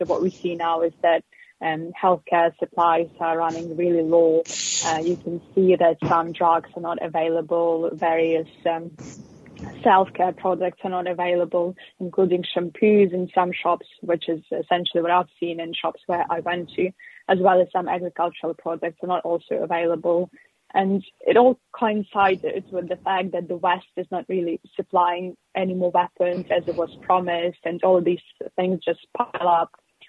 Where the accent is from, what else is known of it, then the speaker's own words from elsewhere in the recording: Lviv Oblast, Ukraine; I'm Ukrainian and I come from the Lviv region, so it's in the far west of Ukraine. I would live in Kyiv if it wasn't because of the war